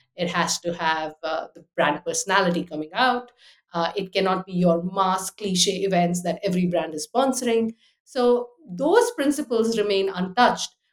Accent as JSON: {"language": "English", "country": "United Arab Emirates", "tie": "born or raised there", "also_born_or_lived": "Delhi, India / Austria", "moved": "as an adult", "lives_now": "London, United Kingdom", "said": "I was born in Delhi, grew up in the Abu Dhabi, Dubai, so lots of people, big city life"}